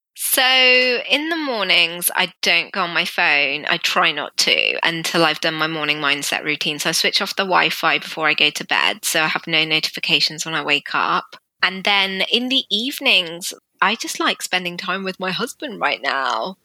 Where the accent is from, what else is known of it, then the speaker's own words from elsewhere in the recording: United Kingdom; I'm an Asian woman living in the UK very strict Sikh family